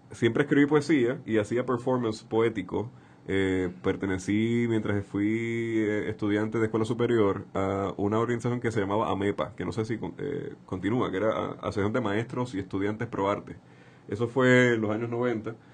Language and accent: Spanish; Santurce, Puerto Rico; Nací en el Hospital Pavía el 29 de marzo de 1981. Eh, me crié en el barrio Caimito.